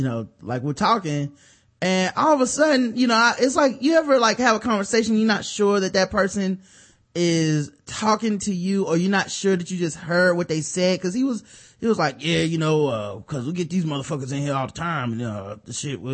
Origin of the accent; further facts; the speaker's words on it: Chicago, Illinois, United States; I'm from Chicago, and when it gets cold like this, that indicator always comes on